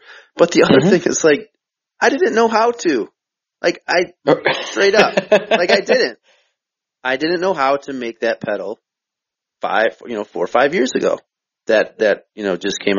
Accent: Minnesota, United States; I'm from Minnesota, I didn't grow up playing hockey

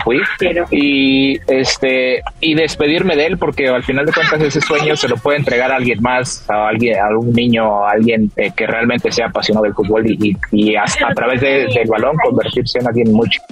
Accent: Mexico; como mexicano

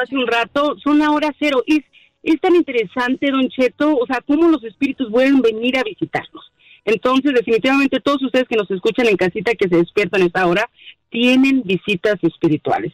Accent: Mexico; now in United States; Sí, yo soy mexicana, soy mexicana, de alguna manera tengo raíces también de aquí de Estados Unidos

